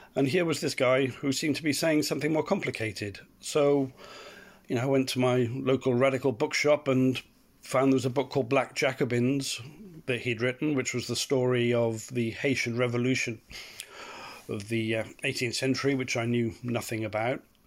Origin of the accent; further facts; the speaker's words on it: Cardiff, Wales, United Kingdom; I grew up in Cardiff. It's where my family been for generations